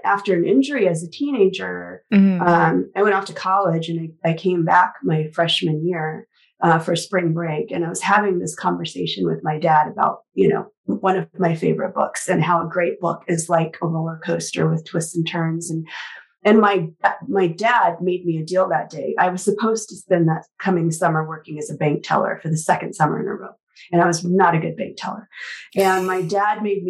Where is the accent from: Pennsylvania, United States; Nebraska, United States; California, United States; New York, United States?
Nebraska, United States; Lincoln; I grew up in Lincoln, the capital. So definitely in the city.